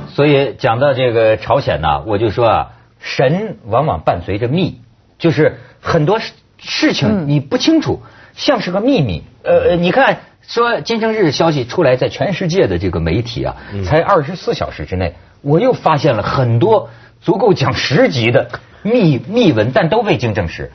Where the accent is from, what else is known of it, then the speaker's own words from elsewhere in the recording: China; 包括我们大陆人